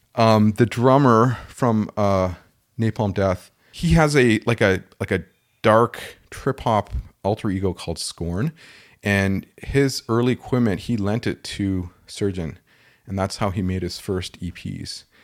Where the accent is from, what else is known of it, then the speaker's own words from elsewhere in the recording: Toronto, Ontario, Canada; I grew up in Toronto